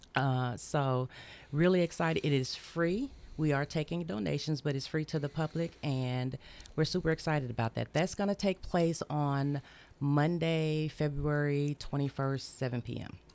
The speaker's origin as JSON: {"language": "English", "town": "Memphis", "region": "Tennessee", "country": "United States", "moved": "as an adult", "lives_now": "Murfreesboro, United States", "said": "I'm from Memphis."}